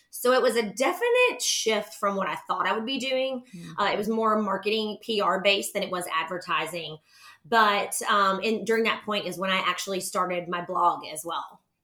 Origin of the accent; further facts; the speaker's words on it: Nashville, Tennessee, United States; also born or lived in Knoxville, Tennessee; I'm from Nashville, Tennessee. I'm actually a native Nashvilleian